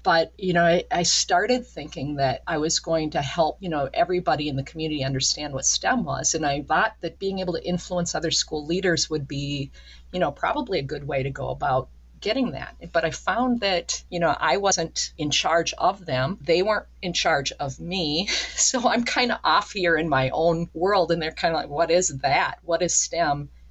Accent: Minneapolis, Minnesota, United States; moved away as an adult; also born or lived in Wisconsin / Red Wing, Minnesota / southern New Hampshire; now in northern New York, United States; growing up in the Minneapolis St. Paul region myself

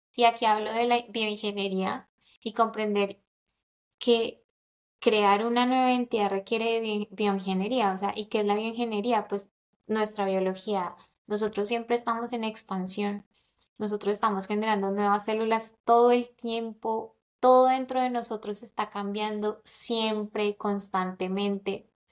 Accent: Colombia; moved away; also born or lived in London; nací en Colombia

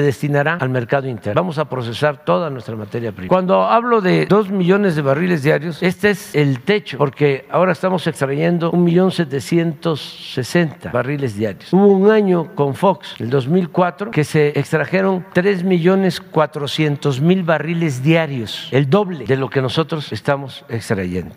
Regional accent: Tepetitán, Tabasco, Mexico; soy de Tepetitán. Macuspana, Tabasco

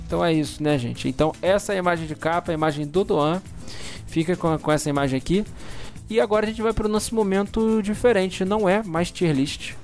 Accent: Rio de Janeiro, Brazil; Eu nasci na Tijuca

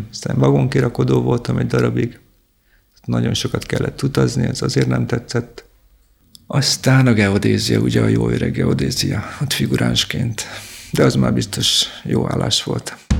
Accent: Szeged, Csongrád-Csanád, Hungary; én Szegedi vagyok

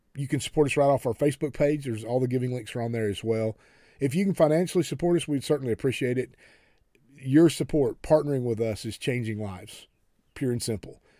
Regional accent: United States; we especially as American Christians

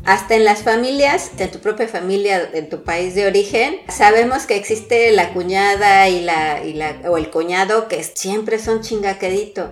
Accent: Mexico; now in France; como mexicanos

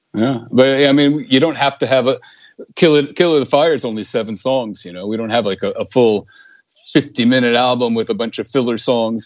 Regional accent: Bergen County, New Jersey, United States; moved away as an adult; now in Sweden; I'm from Bergen County

